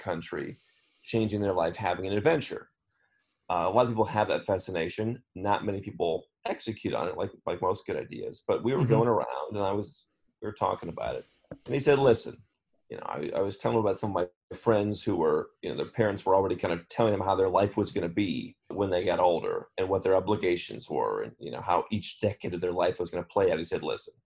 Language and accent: English; Cleveland, Ohio, United States; moved away as an adult; I grew up in Cleveland, the suburbs of Cleveland, Ohio.